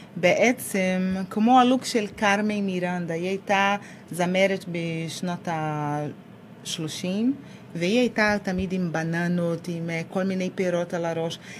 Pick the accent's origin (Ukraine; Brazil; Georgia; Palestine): Brazil; Rio de Janeiro; Hebrew is a second language; also born or lived in Salvador, Bahia, Brazil; now in Israel; אני נולדתי בסלבדור, בבעיר, וכשאני הייתי בת שלושה חודשים, המשפחה עברה ל... ריו דה ז'נרו.